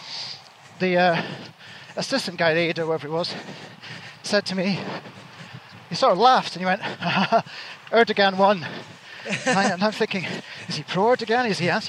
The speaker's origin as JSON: {"language": "English", "region": "Scotland", "country": "United Kingdom", "said": "I'm a sweaty Scottish bloke in Lycra"}